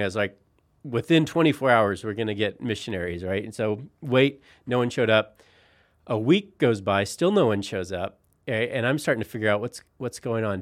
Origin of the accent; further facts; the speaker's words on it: Colorado, United States; moved away as an adult; also born or lived in Philadelphia; now in Utah, United States; I grew up in Colorado